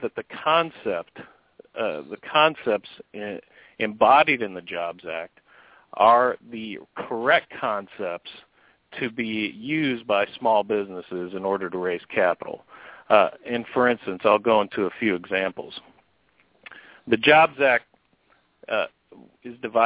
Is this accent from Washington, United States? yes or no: no; San Diego, California, United States; moved away as an adult; now in Indiana, United States; I love my hometown of San Diego, but I'm a Hoosier now.